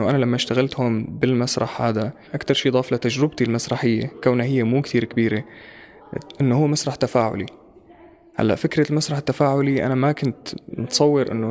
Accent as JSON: {"language": "Arabic", "country": "Syria", "said": "كان كوني أنا سوري هون"}